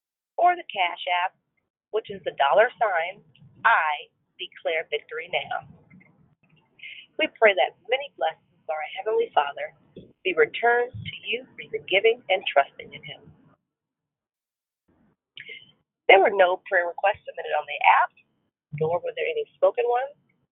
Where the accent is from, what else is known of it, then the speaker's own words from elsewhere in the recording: Arizona, United States; I'm a teacher from Arizona.